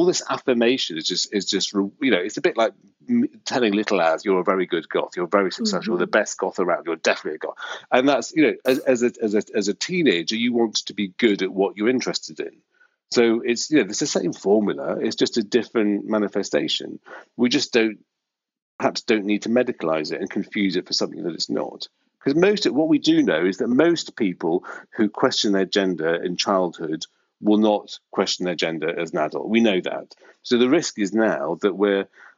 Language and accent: English; North Wales, United Kingdom; moved away as an adult; now in London, United Kingdom; I grew up in North Wales, and it's very, very, very Welsh, white, 1970s